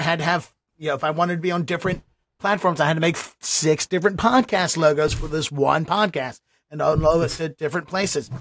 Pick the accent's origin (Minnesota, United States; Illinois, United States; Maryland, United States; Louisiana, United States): Maryland, United States; Baltimore; I'm from Baltimore